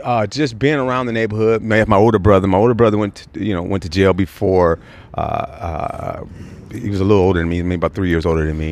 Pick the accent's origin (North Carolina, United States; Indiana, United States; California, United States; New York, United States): California, United States; Los Angeles; also born or lived in New Orleans; now in Riverside, United States; I'm born and raised in South Central.